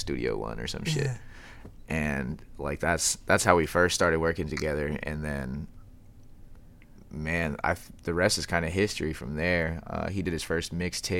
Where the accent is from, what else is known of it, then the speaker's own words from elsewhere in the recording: Tri-Cities, Washington, United States; moved away as an adult; also born or lived in Tacoma, Washington; now in Seattle, United States; I grew up in Tri-Cities, and I graduated high school